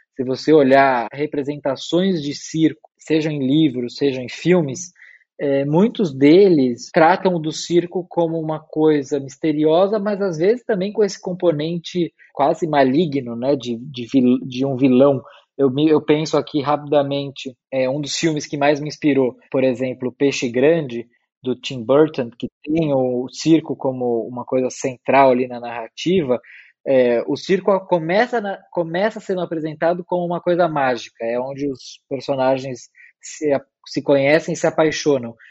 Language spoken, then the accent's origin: Portuguese; São Paulo, Brazil; eu nasci e morei a vida inteira em São Paulo